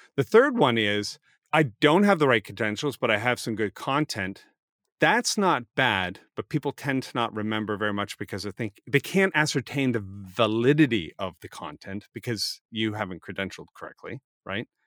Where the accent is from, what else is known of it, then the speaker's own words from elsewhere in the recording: Canada; I'm Canadian